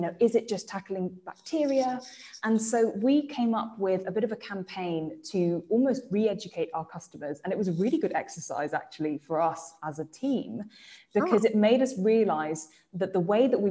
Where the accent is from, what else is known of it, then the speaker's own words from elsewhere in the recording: England, United Kingdom; accent: English; that's my English accent coming out